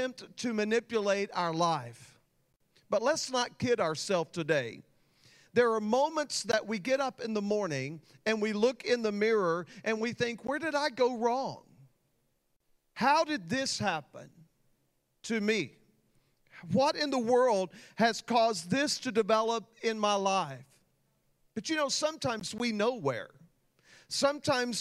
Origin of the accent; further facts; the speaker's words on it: Texas, United States; I grew up in Texas